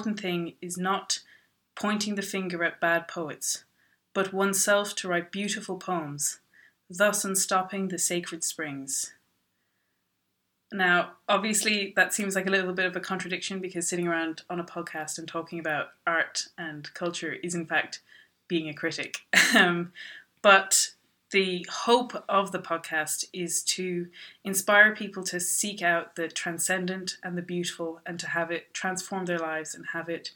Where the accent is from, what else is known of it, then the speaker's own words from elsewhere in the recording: Ireland; also born or lived in Dublin; I am from Ireland. I'm living in Dublin.